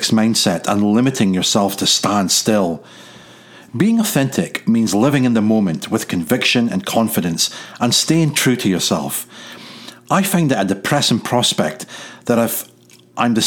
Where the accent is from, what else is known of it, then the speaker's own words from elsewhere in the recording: United Kingdom; first language English; moved away; being British, we did not have any real mandate to learn any other language other than English